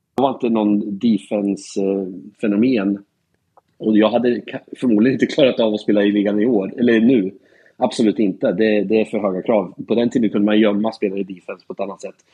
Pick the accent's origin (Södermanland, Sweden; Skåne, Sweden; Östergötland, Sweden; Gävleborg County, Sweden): Östergötland, Sweden; Norrköping; also born or lived in Portland, Oregon, United States / Katrineholm; sen så flyttade jag till Norrköping när jag började fyran. Så jag var tio år när jag flyttade till Norrköping